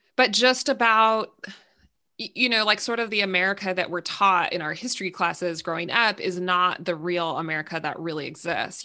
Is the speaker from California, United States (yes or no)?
yes; California, United States; I'm from California.